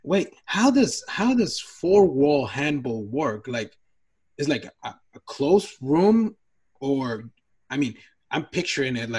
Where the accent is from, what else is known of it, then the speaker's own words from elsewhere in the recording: Mexico; moved away; back in my hometown, because I'm from Mexico, and sometimes I'm from a really small city. I mean, even though shout out, because that city saw me, I was born there